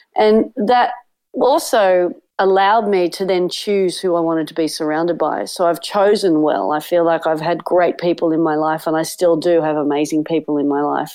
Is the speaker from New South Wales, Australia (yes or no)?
yes; Sydney, New South Wales, Australia; growing up on Manly Beach with a beach loving family